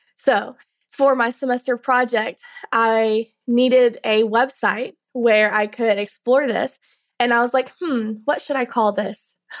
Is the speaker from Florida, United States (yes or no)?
no; Carrollton, Georgia, United States; I'm from Carrollton, Georgia. I grew up in Carrollton, forty miles west of Atlanta